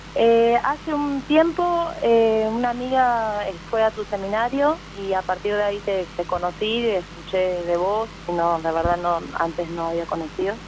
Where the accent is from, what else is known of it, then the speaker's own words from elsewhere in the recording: Mar del Plata, Buenos Aires Province, Argentina; soy de Mar del Plata